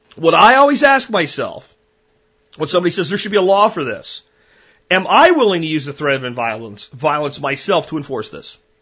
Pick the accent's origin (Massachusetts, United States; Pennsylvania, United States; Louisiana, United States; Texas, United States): Pennsylvania, United States; Pennsylvania mountains, United States; moved away; also born or lived in Florida; I grew up in the Pennsylvania mountains